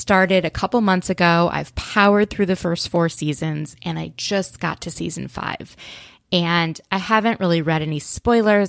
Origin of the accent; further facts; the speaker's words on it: outside of Minneapolis, Minnesota, United States; moved away; I grew up outside of Minneapolis.